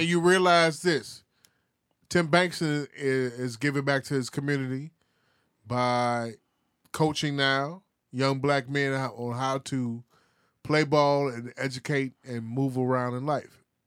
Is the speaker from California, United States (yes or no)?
no; Chicago, Illinois, United States; we are from Chicago